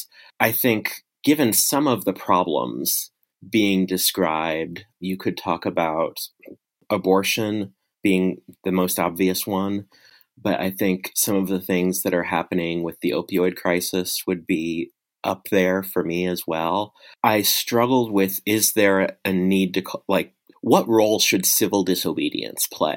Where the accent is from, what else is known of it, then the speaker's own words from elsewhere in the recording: Lincoln, Nebraska, United States; I live in my hometown of Lincoln, Nebraska with my wife and 3 kids